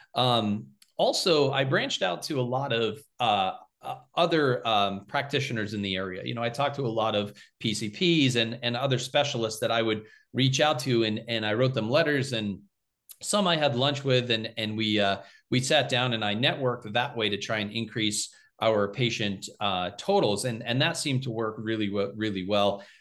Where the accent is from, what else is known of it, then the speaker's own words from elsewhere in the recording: Littleton, United States; I came back to my hometown of Littleton to practice.